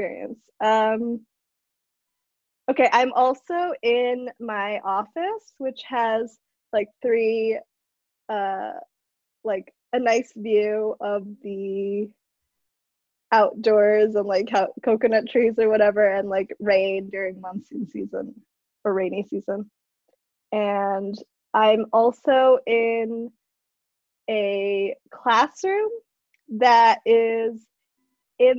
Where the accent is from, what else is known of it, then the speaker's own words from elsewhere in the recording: Madison, Wisconsin, United States; also born or lived in Manado, Indonesia / Japan / China; I'm basically a tourist in my hometown